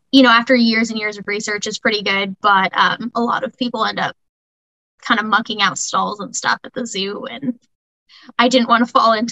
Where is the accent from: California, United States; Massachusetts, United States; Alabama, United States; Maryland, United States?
California, United States; also born or lived in Spokane, United States; my dad was a Marine, served in the Marine Corps for 24 years, so I grew up down there moved around quite a bit. California was always the home base.